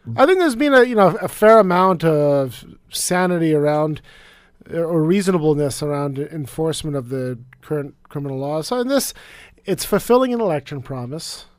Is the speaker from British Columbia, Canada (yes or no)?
yes; British Columbia, Canada; as a British Columbian